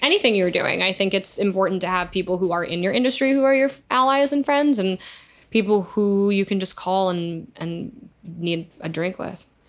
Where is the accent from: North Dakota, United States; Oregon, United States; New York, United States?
New York, United States; I'm from there